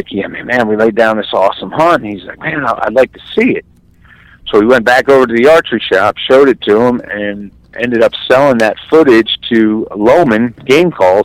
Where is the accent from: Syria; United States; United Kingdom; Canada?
United States; New Jersey; moved away as an adult; also born or lived in Pike County, Illinois; now in Illinois, United States; I grew up in New Jersey, hunted there as a kid and went away to the service